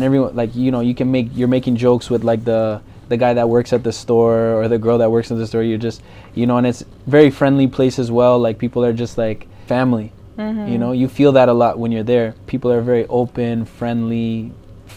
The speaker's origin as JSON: {"language": "English", "town": "Mississauga", "region": "Ontario", "country": "Canada", "tie": "born or raised there", "also_born_or_lived": "Brampton, Canada / Colombia"}